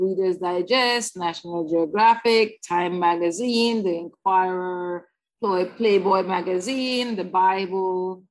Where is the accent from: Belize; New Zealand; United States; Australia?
Belize; Belize City, Belize District; I was raised in Belize City, South Side, and then we moved North Side